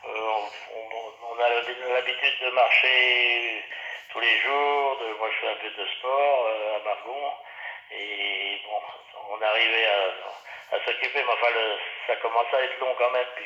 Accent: Saint-Hilaire-sur-Erre, Normandy, France; moved away as an adult; now in Nogent-le-Rotrou, France; on est Nogentais depuis, 2003, oui. On était dans l'Orne, on a passé notre euh, carrière dans l'Orne. Je suis né dans l'Orne aussi, saint hilaire sur là, qui est à côté. et on, a toujours un corps de ferme à Saint-Hilaire-sur-Aire.

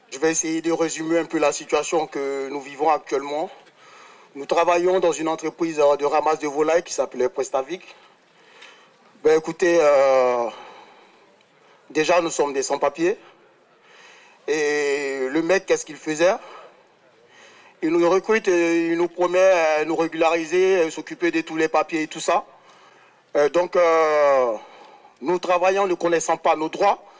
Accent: France; Moi, je suis chez moi, je suis français.

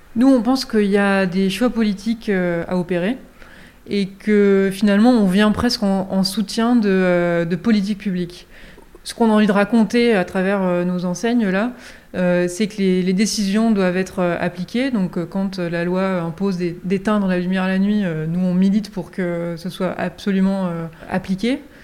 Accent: Berry, Centre-Val de Loire, France; quand j'ai grandi de ma campagne berrichonne

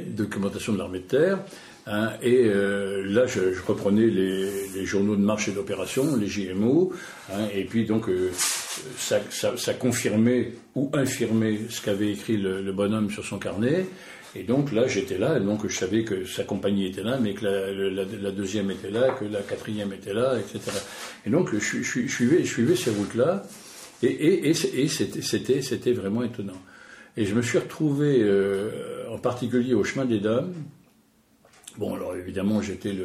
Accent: Normandy, France; Chez nous, en Normandie

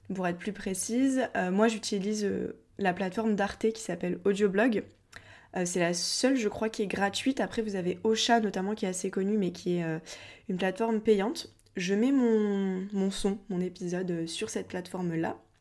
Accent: Montpellier, Occitania, France; je viens de Montpellier

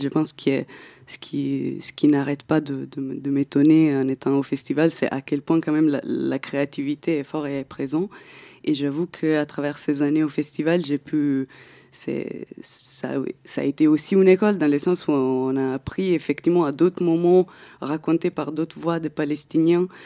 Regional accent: Italy; moved away; je viens d'Italie à la base

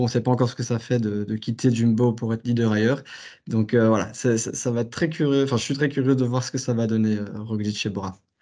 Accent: Belgium; en tant que Belge

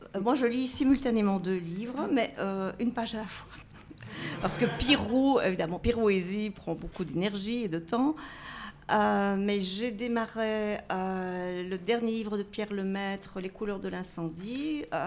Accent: Brussels, Brussels-Capital Region, Belgium; je viens de Bruxelles

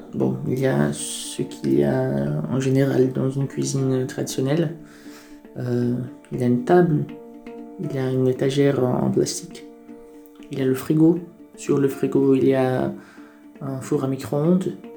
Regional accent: Brazil; now in France; je suis brésilien

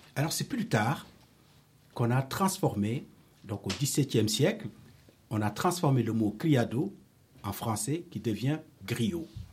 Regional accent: Senegal; now in Paris, France; je suis né au Sénégal, mais je vis à Paris depuis très très très longtemps

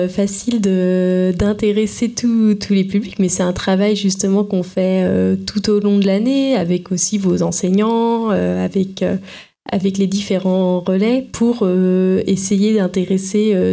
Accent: Occitania, France; Euh, je viens d'à côté de Toulouse.

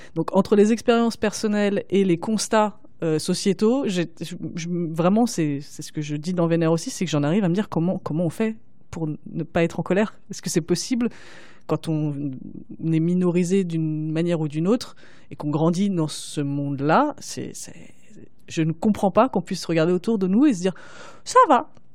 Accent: Paris, Île-de-France, France; j'ai pas pu faire ça en grandissant, surtout en grandissant à Paris

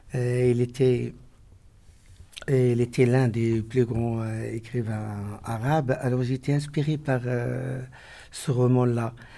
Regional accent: Morocco; also born or lived in Strasbourg; Je suis un écrivain marocain

